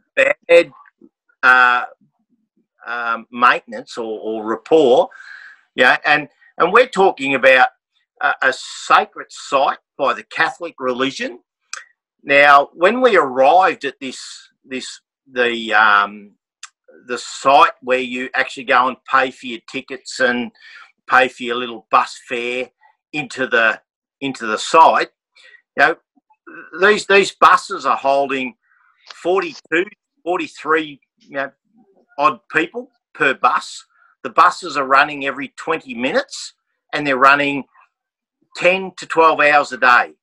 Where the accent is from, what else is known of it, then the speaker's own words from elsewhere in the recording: Australia; we come from Australia